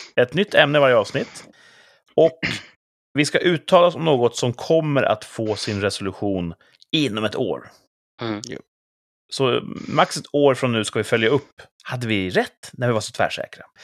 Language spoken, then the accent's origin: Swedish; Sweden; vi är ju svenskar